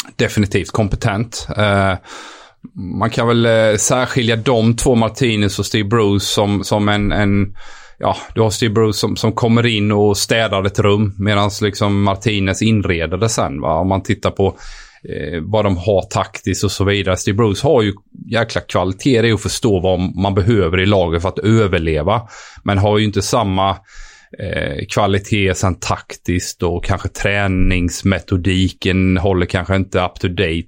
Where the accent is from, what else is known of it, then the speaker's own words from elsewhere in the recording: Sweden; moved away as an adult; also born or lived in France / England; som svensk kille